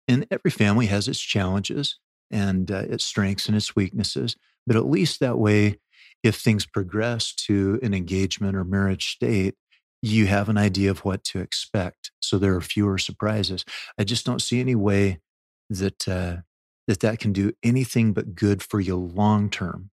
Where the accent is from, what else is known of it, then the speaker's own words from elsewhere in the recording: Oregon, United States; also born or lived in Delaware / Maryland / Louisiana; now in Utah, United States; I'm an Oregon boy